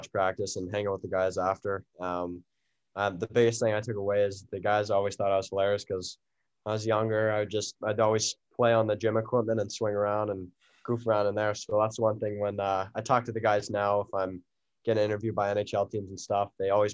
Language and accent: English; Peterborough, Ontario, Canada; growing up in Canada, we always had the outdoor rink in Peterborough